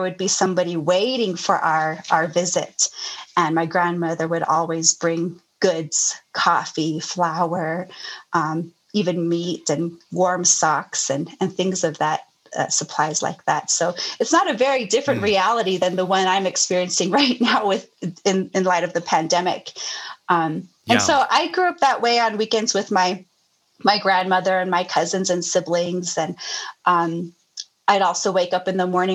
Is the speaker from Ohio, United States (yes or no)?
no; Lukachukai, Arizona, United States; I grew up in, it's called Luk'ach Ekai, and it's describing a valley